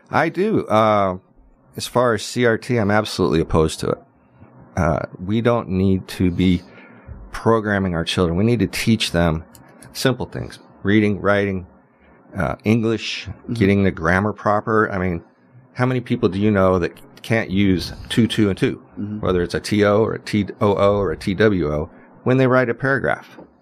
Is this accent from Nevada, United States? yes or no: yes; Las Vegas, Nevada, United States; the people I grew up with here in Las Vegas